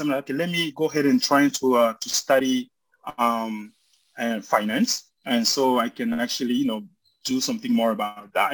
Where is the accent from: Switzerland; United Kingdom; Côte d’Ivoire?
Côte d’Ivoire; first language French and Bambara; English is a second language; moved away as an adult; also born or lived in Colorado, United States; now in United States; I was born and raised in Cote d'Ivoire